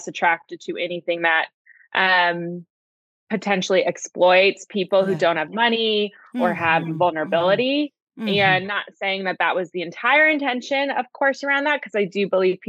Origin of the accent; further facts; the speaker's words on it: Princeton, New Jersey, United States; moved away as an adult; also born or lived in Los Angeles, California / Santa Barbara, California; raised in Princeton, New Jersey.